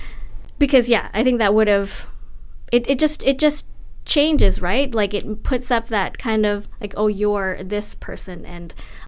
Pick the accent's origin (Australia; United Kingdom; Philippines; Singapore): Philippines; moved away; I'm from the Philippines. I was born there and I've been back many times, but I'm not from the Cordillera